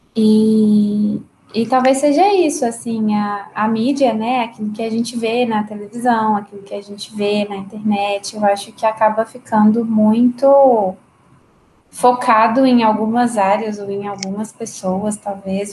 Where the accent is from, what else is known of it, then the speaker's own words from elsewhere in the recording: Caparaó, Minas Gerais, Brazil; moved away as an adult; now in Belo Horizonte, Brazil; Eu sou de Caparaó. É Caparaó? uma cidadezinha no interior de Minas, é, já na divisa do estado de Minas com o Espírito